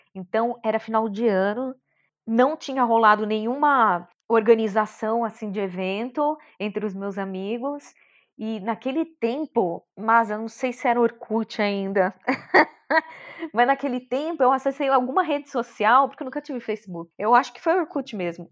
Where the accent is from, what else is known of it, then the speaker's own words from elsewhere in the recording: São Bernardo do Campo, São Paulo, Brazil; Eu sou de São Bernardo do Campo, nasci lá, batateira. E fui criada lá mesmo